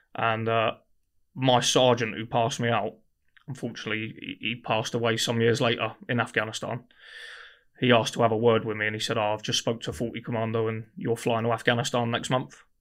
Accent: Guildford, South East England, United Kingdom; I grew up in Guildford

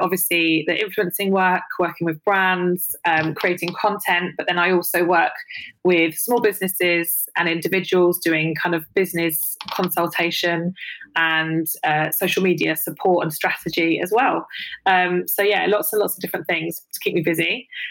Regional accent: London, United Kingdom; I grew up in London

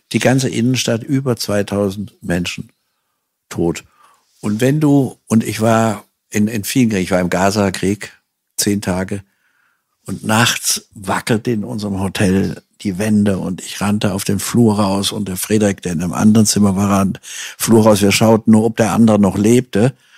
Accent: Hanau, Hesse, Germany; Ich bin ja noch im Zweiten Weltkrieg auf die Welt gekommen, in Hanau

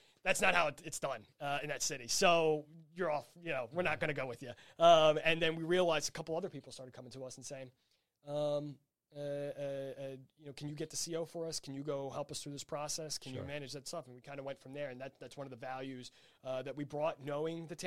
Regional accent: New Jersey, United States; also born or lived in Washington, D.C.; I'm from South Jersey

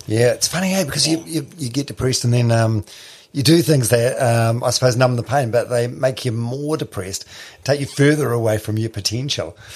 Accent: New Zealand; I'm from I'm from Palmerston which is landlocked like Hamilton.

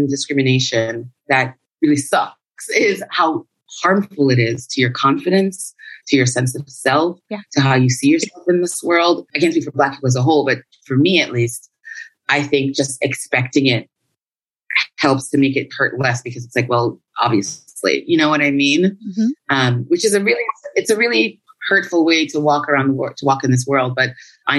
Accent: New York, United States; moved away as an adult; now in Paris, France; growing up in New York as the, you know, Jamaican and the child of Jamaican immigrants, I always considered myself Jamaican American

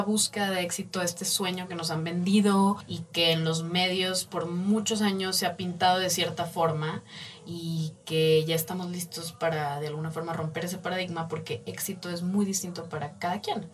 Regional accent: Monterrey, Nuevo León, Mexico; moved away as an adult; now in Mexico City, Mexico; Pues nací en Monterrey y llevo ya más de tres años y medio viviendo en Ciudad de México

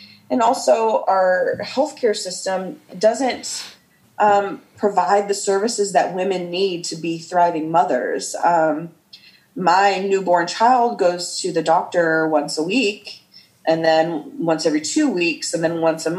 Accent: Midwest, United States; my parents are immigrants from Iran, and I grew up in the Midwest in a nice, peaceful suburb

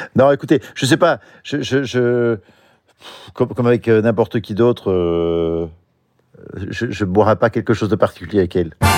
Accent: Belgium; Je suis belge

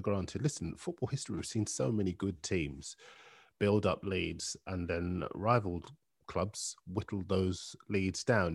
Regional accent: Bootle, North West England, United Kingdom; I was born in Bootle

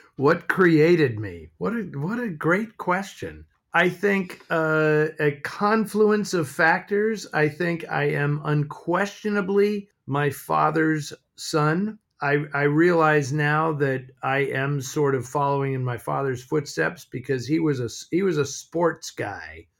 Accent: San Francisco, California, United States; I grew up in San Francisco

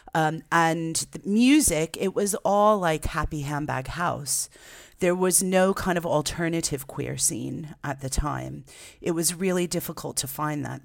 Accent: Jersey Shore, New Jersey, United States; growing up on the Jersey Shore was great because I was on the beach

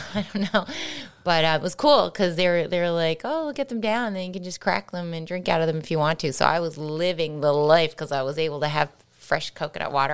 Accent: St. John's, Newfoundland and Labrador, Canada; moved away; growing up in Saint John's

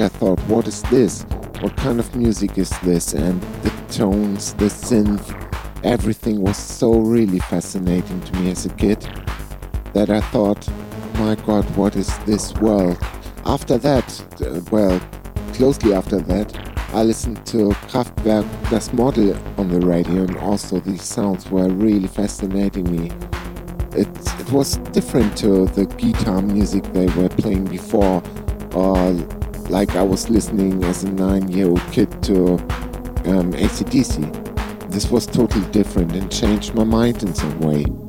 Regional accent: Flensburg, Schleswig-Holstein, Germany; I was singing two bands here in my hometown, Flensburg

